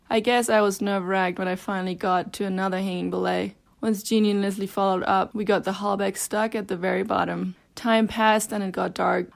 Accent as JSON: {"language": "English", "country": "Germany", "moved": "yes", "lives_now": "Bozeman, United States", "said": "I am originally from Germany, and I live in Bozeman, Montana"}